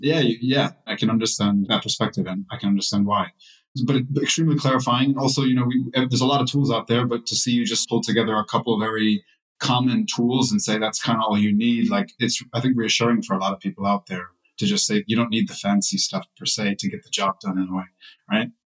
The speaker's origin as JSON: {"language": "English", "country": "United States", "moved": "yes", "lives_now": "Europe", "said": "I'm also an American living in Europe"}